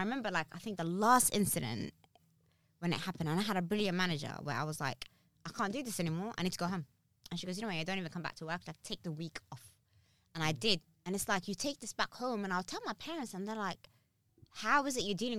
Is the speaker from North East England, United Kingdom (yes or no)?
no; Harrow, London, United Kingdom; I'm like, I come from Harrow, do you want to come with me?